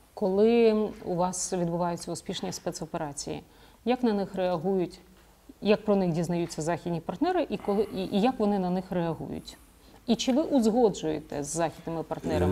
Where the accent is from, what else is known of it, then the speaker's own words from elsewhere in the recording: Zhytomyr Oblast, Ukraine; moved away; ми з вами земляки. Е, ми з Житомирщини